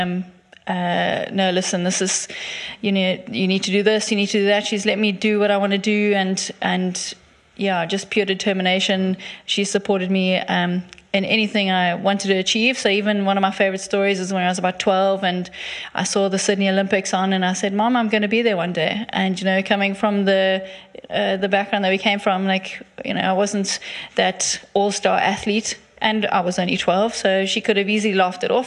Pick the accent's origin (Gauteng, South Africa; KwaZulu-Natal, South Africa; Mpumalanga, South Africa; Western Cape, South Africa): KwaZulu-Natal, South Africa; Durban; moved away as an adult; also born or lived in Stellenbosch; now in Cape Town, South Africa; growing up in Durban, I never thought I'd leave